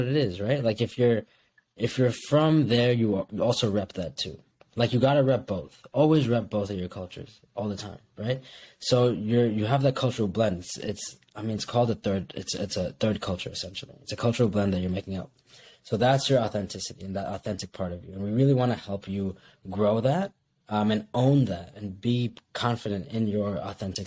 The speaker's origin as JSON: {"language": "English", "country": "Kuwait", "tie": "born or raised there", "also_born_or_lived": "Bangladesh", "moved": "yes", "lives_now": "United States", "said": "me being a Bengali American that grew up in Kuwait"}